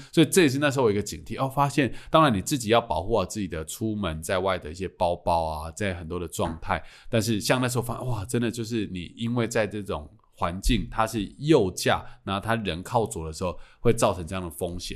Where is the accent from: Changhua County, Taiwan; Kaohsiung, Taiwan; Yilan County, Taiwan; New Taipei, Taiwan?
Changhua County, Taiwan; now in Taipei, Taiwan; 我老家在彰化，我从台北回彰化还快